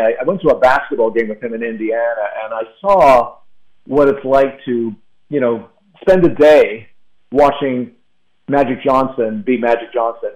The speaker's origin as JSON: {"language": "English", "country": "Canada", "said": "when I was nine years old, as a Canadian"}